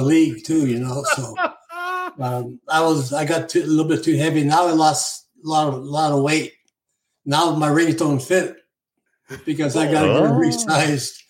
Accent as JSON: {"language": "English", "area": "west coast of Vancouver", "region": "British Columbia", "country": "Canada", "tie": "born or raised there", "also_born_or_lived": "Alberta, Canada", "said": "I grew up in Sorel, Alberta, until I was about maybe 3-4 years old. Then my father got a job in the largest pulp and paper mill in the world on the west coast of Vancouver, Canada. And so we all moved"}